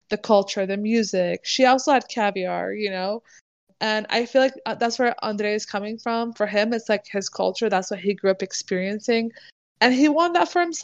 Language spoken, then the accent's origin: English; Bay Area, California, United States; I grew up in the Bay Area